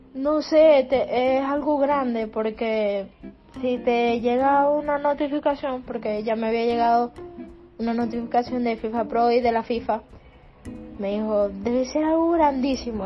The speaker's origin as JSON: {"language": "Spanish", "country": "Venezuela", "moved": "as an adult", "lives_now": "Spain"}